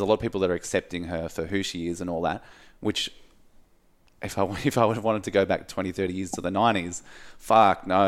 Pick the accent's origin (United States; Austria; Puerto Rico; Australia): Australia; Mount Martha, Victoria; growing up where I grew up in Mount Martha